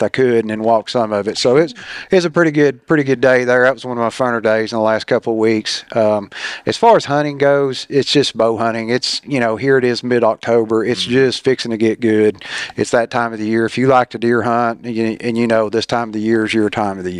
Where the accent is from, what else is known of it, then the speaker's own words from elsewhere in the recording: Jefferson County, East Tennessee, United States; I'm from East Tennessee. I'm an East Tennessee guy, born and raised in Jefferson County and just east of Knoxville here